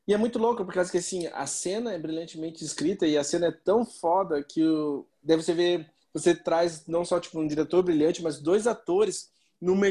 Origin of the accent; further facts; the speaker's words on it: Brazil; eu sou brasileiro